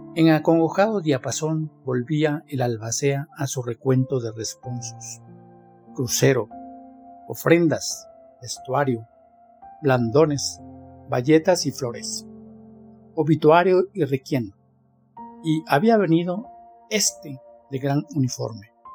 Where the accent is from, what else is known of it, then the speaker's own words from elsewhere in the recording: Mexico; Soy mexicano, tengo 69 años y vivo en Talnepantla